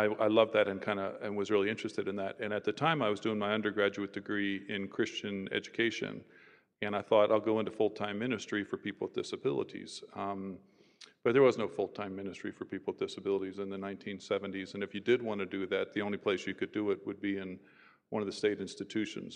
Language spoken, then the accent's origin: English; Philadelphia area, New Jersey, United States; moved away as an adult; also born or lived in Illinois / Los Angeles; I'm originally from New Jersey, just the Philadelphia area